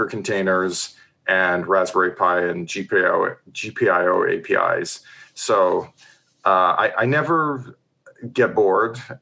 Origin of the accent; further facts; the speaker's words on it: Ontario, Canada; moved away as an adult; also born or lived in New Zealand; now in Seattle, United States; I'm a Canadian born and bred from Ontario